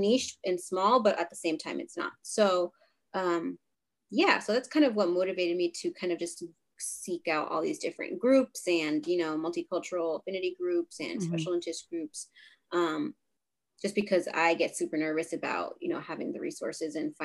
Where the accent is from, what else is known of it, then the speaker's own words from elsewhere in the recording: Rhode Island, United States; also born or lived in Boston; I'm from Rhode Island, born and raised